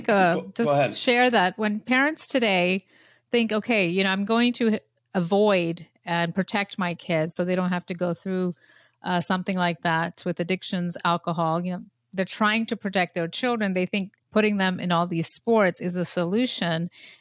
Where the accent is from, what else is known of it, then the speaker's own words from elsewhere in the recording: Canada; now in United States; I'm a Canadian